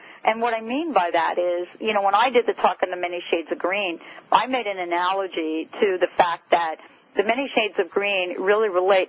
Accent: New Jersey, United States; moved away; I'm from New Jersey

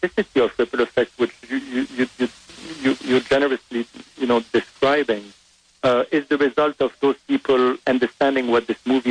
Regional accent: Beirut, Beirut Governorate, Lebanon; English is a second language; moved away as an adult; also born or lived in France / New York; now in Los Angeles, United States; I was born in Lebanon, in Beirut. My father is French. My mother is Lebanese. I grew up privileged in Lebanon

